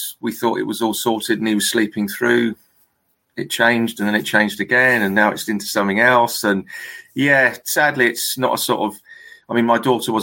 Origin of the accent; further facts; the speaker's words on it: Fleet, South East England, United Kingdom; accent: southern; moved away as an adult; also born or lived in London; now in Farnborough, United Kingdom; I grew up in Fleet